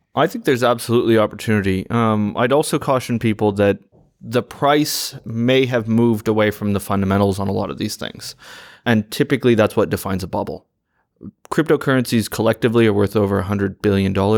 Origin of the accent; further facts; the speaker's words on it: United States; as an American, I love that we're sitting in London